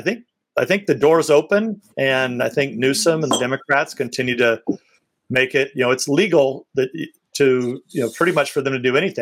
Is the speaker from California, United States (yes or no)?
yes; Tulare, California, United States; my hometown, Tulare, California